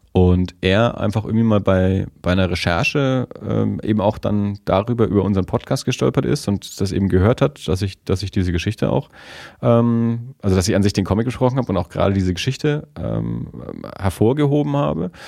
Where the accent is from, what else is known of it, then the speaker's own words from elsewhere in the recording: Erlangen, Bavaria, Germany; moved away as an adult; now in Nuremberg, Germany; Wir sind ja ursprünglich beide aus Tenlohe